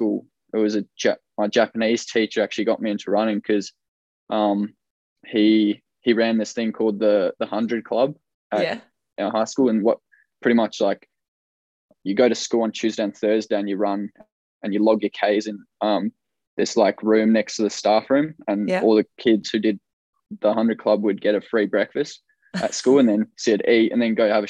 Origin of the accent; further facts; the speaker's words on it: New Zealand; also born or lived in South Africa; So I was actually born in South Africa, but we moved pretty young. I think I would have been about 4 years old. I moved to New Zealand.